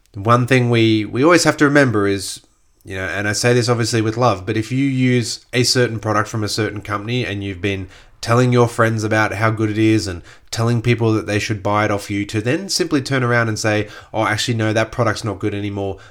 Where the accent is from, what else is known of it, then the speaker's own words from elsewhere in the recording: Gold Coast, Queensland, Australia; I grew up on the Gold Coast when there was that huge growth of the Gold Coast during the sort of late eighties, early nineties